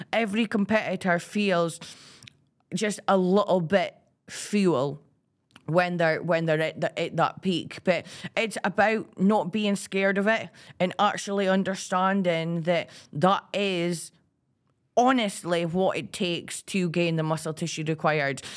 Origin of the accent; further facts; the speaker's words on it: Aberdeen, Scotland, United Kingdom; I'm from Aberdeen